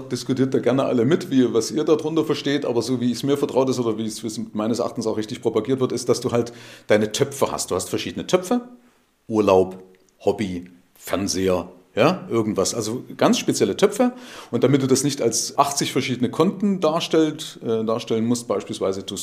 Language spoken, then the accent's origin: German; East Germany, Germany; Gab es ja keine Geldautomaten bei uns in der DDR.